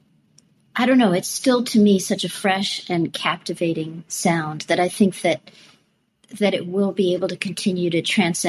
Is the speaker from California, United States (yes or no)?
yes; Southern California, United States; me growing up in Southern California